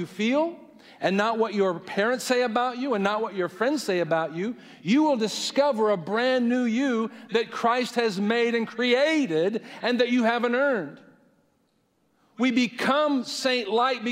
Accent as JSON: {"language": "English", "country": "United States", "lives_now": "Indiana, United States", "said": "I hate being an American, I hate living in Indiana"}